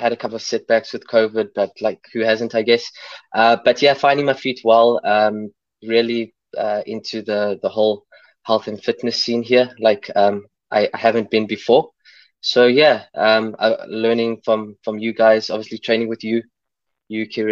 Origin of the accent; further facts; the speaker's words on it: Port Elizabeth, Eastern Cape, South Africa; moved away as an adult; also born or lived in China / Vietnam / Bristol; now in Belfast, United Kingdom; originally born in Cape Town, where we've got the beautiful Table Mountain, and grew up in Port Elizabeth